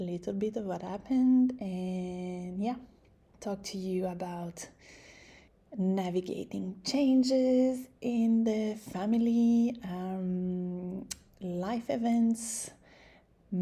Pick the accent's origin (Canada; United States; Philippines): Canada; moved away; I'm Canadian